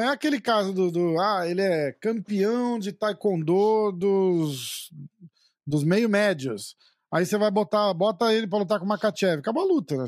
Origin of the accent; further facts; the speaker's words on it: Brazil; a gente é brasileiro